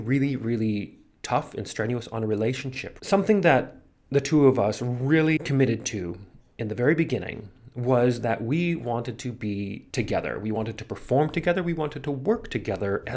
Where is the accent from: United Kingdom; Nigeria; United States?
United States; moved away; also born or lived in New York; I'm from the United States.